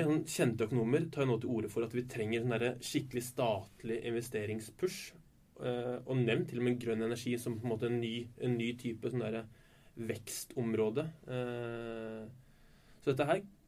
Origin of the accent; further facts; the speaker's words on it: Oslo, Norway; moved away as an adult; now in Bergen, Norway; Jeg er ikke fra Bergen, eh, fra Oslo